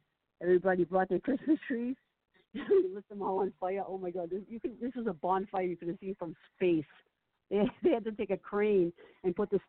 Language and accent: English; Revere, Massachusetts, United States; He's actually from the same hometown as I am. We're both from Revere